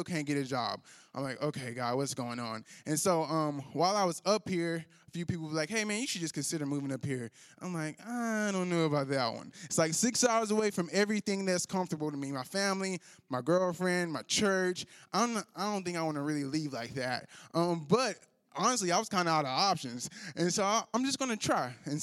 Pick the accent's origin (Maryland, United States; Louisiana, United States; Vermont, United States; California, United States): Louisiana, United States; moved away as an adult; now in Northwest Arkansas, United States; I'm a Louisiana boy, and so I'm not from around these parts. I was born and raised in Louisiana